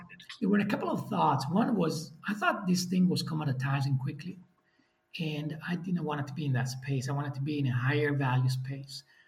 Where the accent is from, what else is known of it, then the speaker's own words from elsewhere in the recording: Italy; moved away as an adult; now in Netherlands; I'm from Italy.